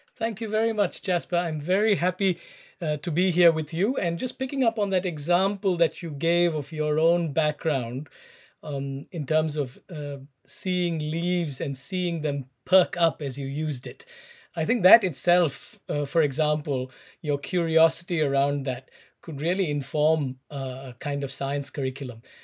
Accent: Chennai, Tamil Nadu, India; moved away as an adult; also born or lived in United Kingdom / United States; I was born in South India, in Chennai

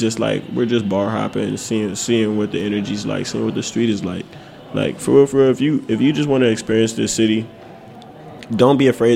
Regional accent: St. Louis, Missouri, United States; now in Washington, D.C., United States; I'm really from St. Louis.

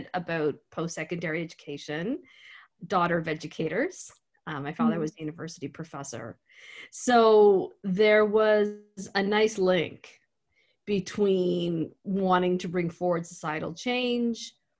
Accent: Antigonish, Nova Scotia, Canada; I grew up in Antigonish

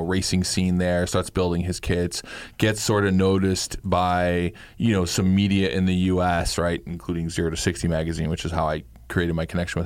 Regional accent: New York City, New York, United States; growing up in Queens

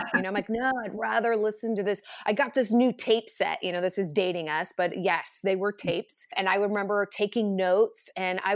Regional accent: Idaho, United States; also born or lived in San Diego, California; we live in Idaho, we're from Idaho

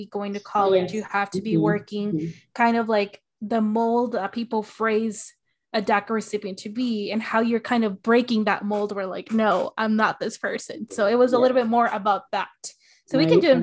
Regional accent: Arizona, United States; my hometown in Arizona

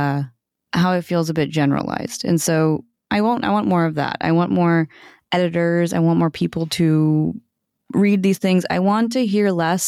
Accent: United States; I'm Indian American

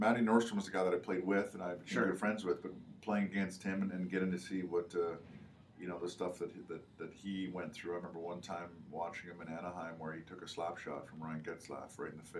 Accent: Canada; moved away; growing up in Canada

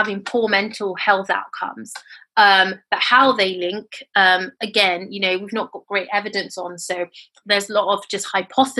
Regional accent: United Kingdom; also born or lived in Nigeria; I am British Nigerian

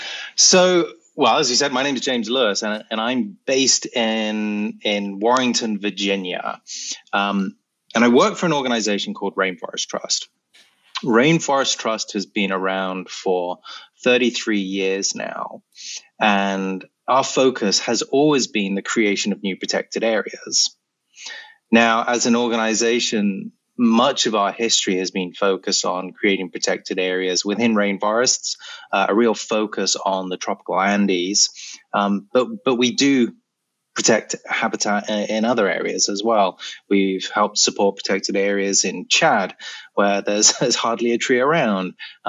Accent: Malawi; also born or lived in Kenya; And I spent about 10 years between the ages of 10 and 20 growing up in Malawi and Kenya.

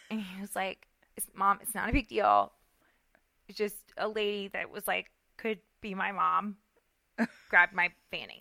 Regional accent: Central Florida, United States; accent: Southern; growing up in Central Florida

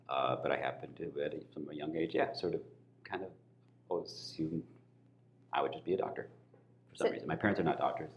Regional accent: Kalamazoo, Michigan, United States; I was born and raised in Kalamazoo, Michigan

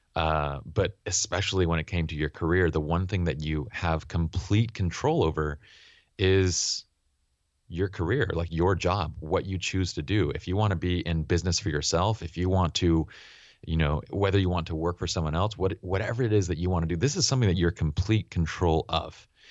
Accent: Utah, United States; also born or lived in Iran; as immigrants and Iranians living in Utah

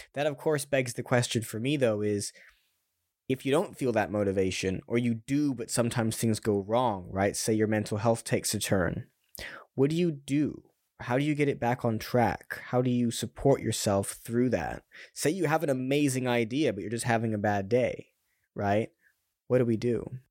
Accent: California, United States; now in London, United Kingdom; I'm, I'm from California as well

